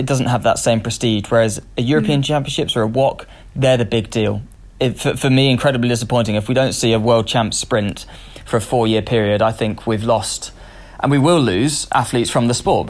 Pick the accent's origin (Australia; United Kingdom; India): United Kingdom; as I think as a Brit at the moment